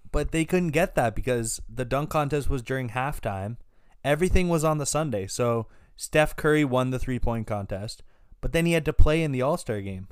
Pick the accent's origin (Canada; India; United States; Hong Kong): Canada; We're from Canada